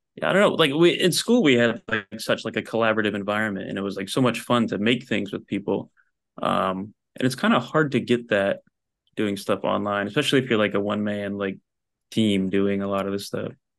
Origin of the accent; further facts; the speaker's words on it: New Jersey, United States; moved away as an adult; also born or lived in Philadelphia; now in Los Angeles, United States; I grew up in Jersey